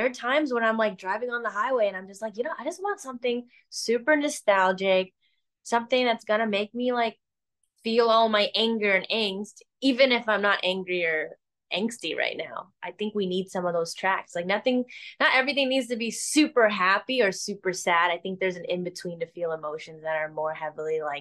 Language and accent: English; Chicago, Illinois, United States; Hey, I love Chicago. I grew up in Chicago. I would love